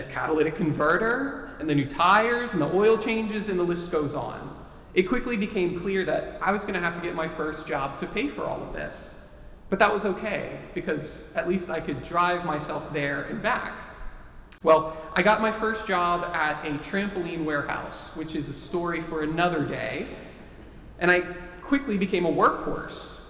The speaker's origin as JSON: {"language": "English", "region": "Texas", "country": "United States", "tie": "born or raised there", "said": "Texas, my home state"}